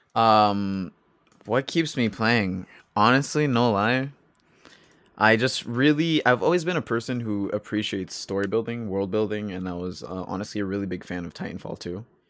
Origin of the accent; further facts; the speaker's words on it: Charlottetown, Prince Edward Island, Canada; also born or lived in United States / Colombia; both my parents are Colombian. Um, I was born in the States, currently living in Canada